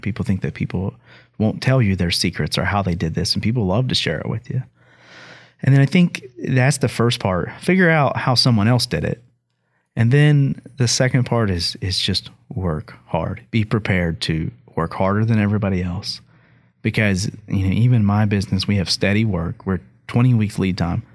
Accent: Hamlin, West Virginia, United States; my hometown of Hamlin

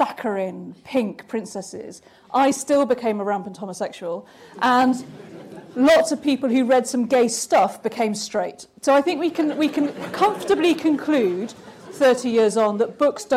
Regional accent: Cardiff, Wales, United Kingdom; I was a bright kid growing up in Cardiff

